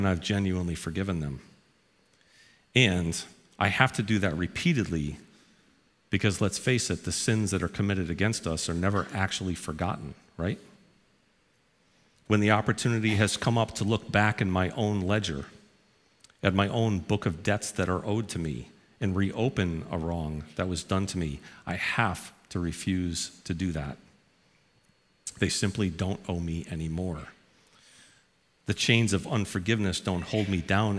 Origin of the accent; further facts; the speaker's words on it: New Haven, Connecticut, United States; I grew up in New Haven, Connecticut, right down the road.